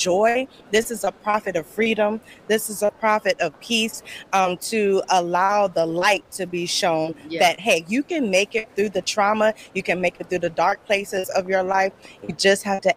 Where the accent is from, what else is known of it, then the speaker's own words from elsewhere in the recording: Newport News, Virginia, United States; I'm from Newport News, VA 757